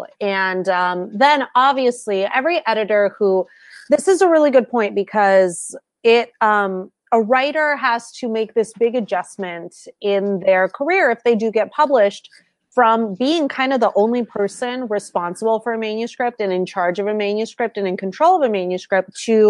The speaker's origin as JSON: {"language": "English", "region": "California", "country": "United States", "also_born_or_lived": "New York City", "moved": "as an adult", "lives_now": "Minnesota, United States", "said": "I'm from California"}